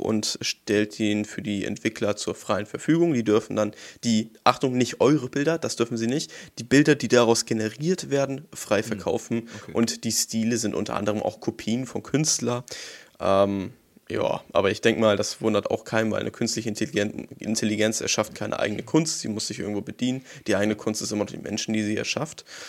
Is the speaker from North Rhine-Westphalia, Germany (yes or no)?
no; Hamburg, Germany; als Hamburger Jung